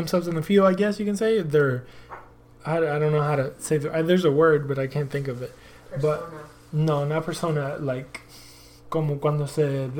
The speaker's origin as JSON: {"language": "English", "country": "United States", "tie": "born or raised there", "said": "talk about soccer and talk about my hometown, basically, even though I wasn't born here, but I grew up here."}